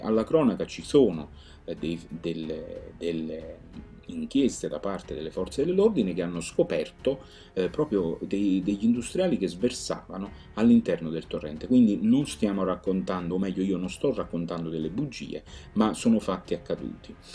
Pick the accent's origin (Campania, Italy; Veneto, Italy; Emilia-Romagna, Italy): Campania, Italy; essendo campano eh, eh, sento mia questa terra